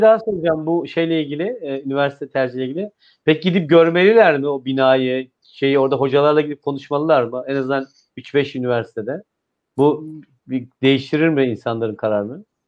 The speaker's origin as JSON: {"language": "Turkish", "region": "İzmir", "country": "Turkey", "said": "ben bir İzmirli olarak"}